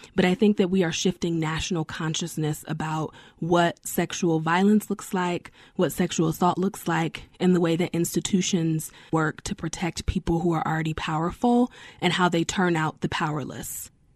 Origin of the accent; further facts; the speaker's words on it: New York, United States; also born or lived in Denver / North Carolina; I'm from New York